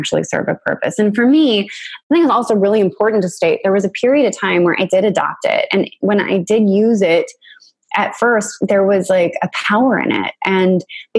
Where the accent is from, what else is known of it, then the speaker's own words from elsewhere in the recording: United States; I was a little girl growing up in the United States